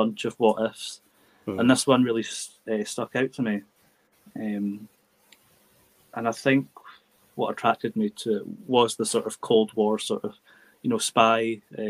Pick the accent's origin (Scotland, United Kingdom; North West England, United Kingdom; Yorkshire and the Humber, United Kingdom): Scotland, United Kingdom; accent: Scottish lilting; my Scottish lilting accent